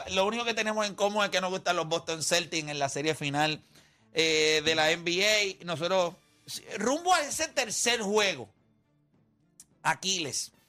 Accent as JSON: {"language": "Spanish", "country": "Dominican Republic", "said": "como dominicanos tenemos a Peralta también."}